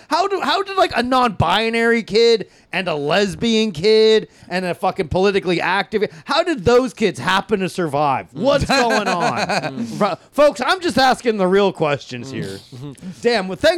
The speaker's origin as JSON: {"language": "English", "region": "North Carolina", "country": "United States", "tie": "born or raised there", "said": "I was born in North Carolina"}